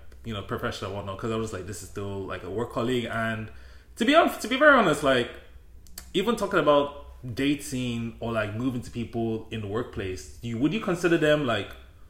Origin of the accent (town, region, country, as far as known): Delta, Nigeria; moved away